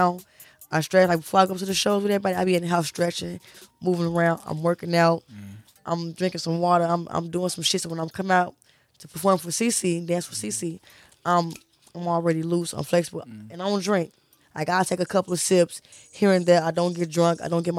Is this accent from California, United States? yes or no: no; Maywood, Illinois, United States; I grew up in Maywood.